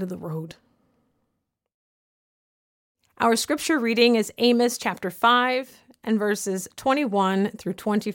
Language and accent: English; the South, United States; born or raised there